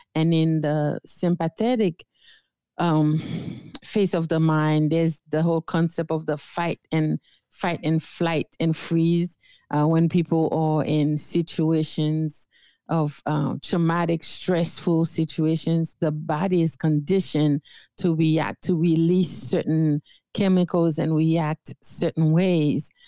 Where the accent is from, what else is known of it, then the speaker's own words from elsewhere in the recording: Haiti; English is a second language; moved away as an adult; now in United States; I was born and raised in Haiti